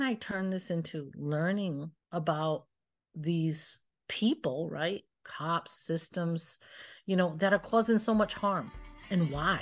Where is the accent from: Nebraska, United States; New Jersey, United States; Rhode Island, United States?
Rhode Island, United States; Pawtucket; growing up in Pawtucket